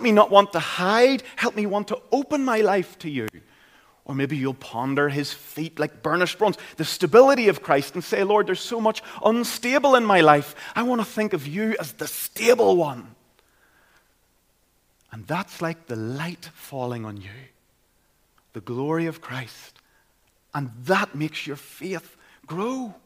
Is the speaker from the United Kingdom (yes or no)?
yes; Caledon, Northern Ireland, United Kingdom; I grew up in Caledon, County Tyrone